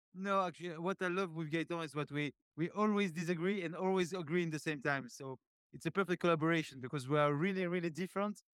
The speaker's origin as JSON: {"language": "English", "town": "Paris", "region": "Île-de-France", "country": "France", "tie": "born or raised there", "said": "born and raised, uh, in Paris."}